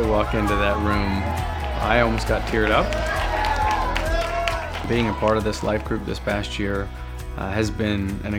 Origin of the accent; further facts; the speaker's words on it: Texas, United States; moved away as an adult; now in North Carolina, United States; I grew up in Texas, and I did not attend church at all.